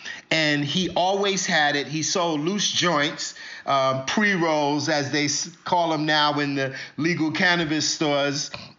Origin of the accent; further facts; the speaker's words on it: New York City, New York, United States; growing up in Brooklyn.